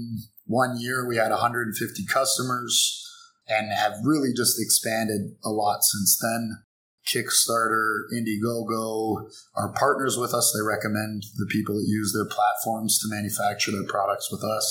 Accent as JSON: {"language": "English", "town": "Toronto", "region": "Ontario", "country": "Canada", "also_born_or_lived": "United States", "moved": "as an adult", "lives_now": "Guangzhou, China", "said": "I'm from Toronto, from Canada"}